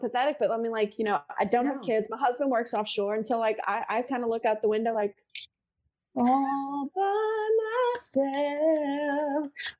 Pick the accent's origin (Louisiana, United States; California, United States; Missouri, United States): Louisiana, United States; New Orleans; New Orleans East. I say East because we're all very proud of the East.